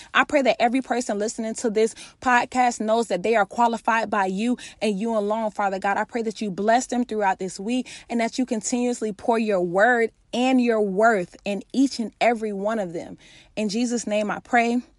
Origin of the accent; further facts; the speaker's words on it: Florida, United States; I'm from Florida.